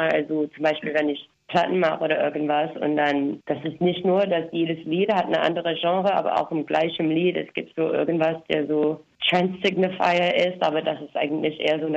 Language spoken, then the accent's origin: German; United States; German is a second language; moved away; ich komme ursprünglich aus den USA